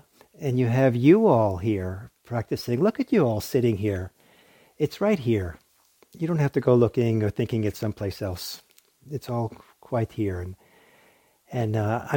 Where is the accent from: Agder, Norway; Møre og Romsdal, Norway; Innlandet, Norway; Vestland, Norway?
Vestland, Norway; Bergen; now in San Francisco Bay Area, United States; I was born in Norway, in a harbor town that was surrounded by seven mountains and the sea, and was born at the base of one of the mountains called Fløyen.